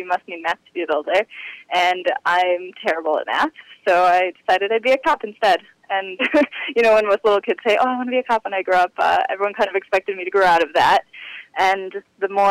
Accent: Lincolnwood, Illinois, United States; I grew up in a suburb just outside of Chicago, Lincolnwood, in a pretty traditional Orthodox family.

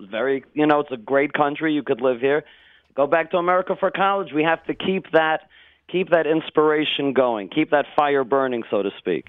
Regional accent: New York City, New York, United States; moved away as an adult; also born or lived in Richmond, Virginia; now in Israel; I was born in Brooklyn, and my family made Aliyah when I graduated high school

